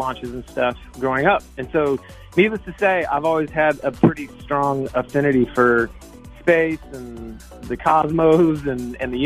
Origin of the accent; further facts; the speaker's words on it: Atlanta, Georgia, United States; now in Nashville, United States; I grew up actually in Atlanta, Georgia, which is a pretty big city